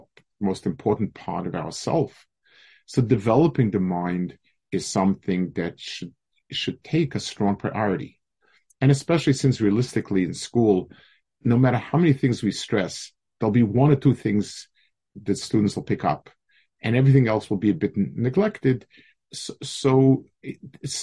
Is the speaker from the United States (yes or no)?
yes; United States; I told them I'm from America.